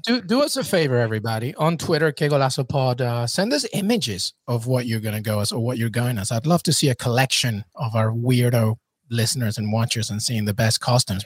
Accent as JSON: {"language": "English", "region": "England", "country": "United Kingdom", "tie": "born or raised there", "moved": "yes", "lives_now": "United States", "said": "I grew up in England"}